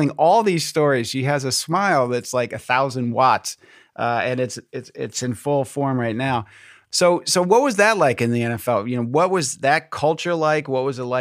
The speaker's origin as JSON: {"language": "English", "town": "Detroit", "region": "Michigan", "country": "United States", "tie": "born or raised there", "said": "I was born in Detroit"}